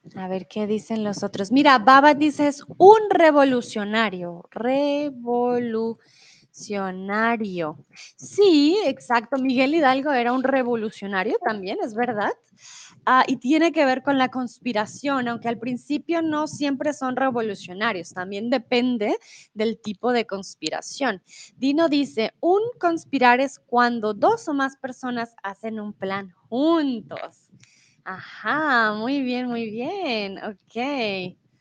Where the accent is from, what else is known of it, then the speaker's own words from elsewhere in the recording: Colombia; also born or lived in Mexico; now in Germany; soy de Colombia. Yo soy colombiana